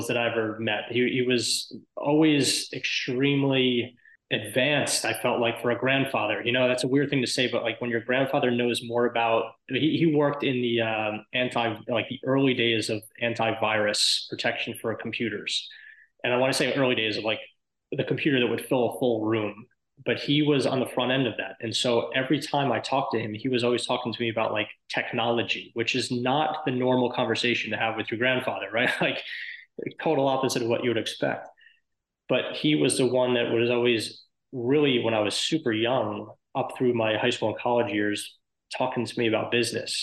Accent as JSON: {"language": "English", "region": "outside of New York", "country": "United States", "tie": "born or raised there", "said": "I grew up outside of New York."}